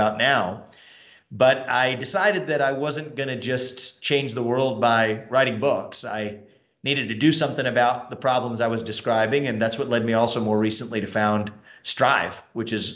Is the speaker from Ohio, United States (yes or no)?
yes; Cincinnati, Ohio, United States; I grew up in Cincinnati, Ohio